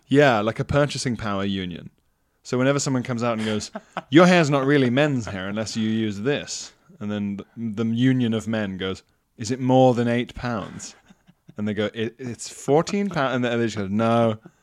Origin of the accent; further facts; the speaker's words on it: KwaZulu-Natal, South Africa; moved away; I was even encouraged in South Africa